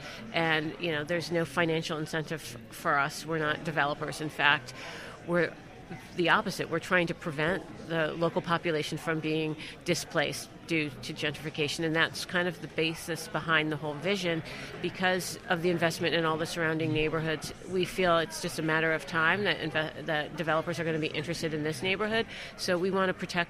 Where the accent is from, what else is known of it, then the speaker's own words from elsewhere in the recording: Boston, Massachusetts, United States; I'm from Boston